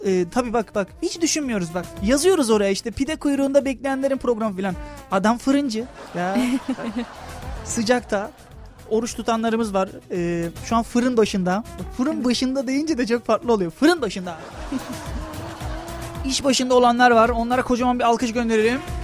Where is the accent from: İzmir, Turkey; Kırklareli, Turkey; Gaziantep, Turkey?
Kırklareli, Turkey; Lüleburgaz; ben Lüleburgazlıyım